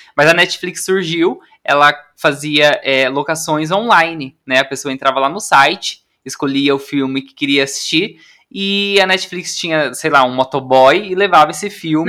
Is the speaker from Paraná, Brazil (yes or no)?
yes; interior of Paraná, Brazil; moved away as an adult; now in São Paulo, Brazil; eu também sou do interior do Paraná